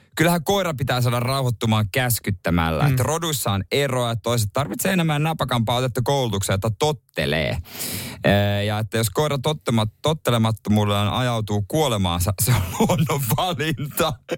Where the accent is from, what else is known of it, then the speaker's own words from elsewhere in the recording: Ostrobothnia, Finland; now in Helsinki, Finland; tuolla meillä päin Pohjanmaalla